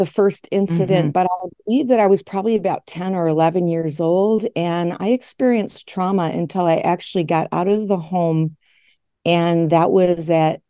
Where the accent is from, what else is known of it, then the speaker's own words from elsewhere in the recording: Grand Rapids, Michigan, United States; I'm still in West Michigan. I grew up here in West Michigan in a very conservative and religious community called Grand Rapids.